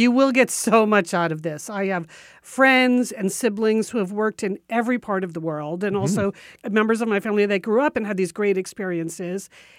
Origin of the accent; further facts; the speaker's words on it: Washington, District of Columbia, United States; I'm in my mid-30s with a stressful PR job in my hometown of Washington, D.C.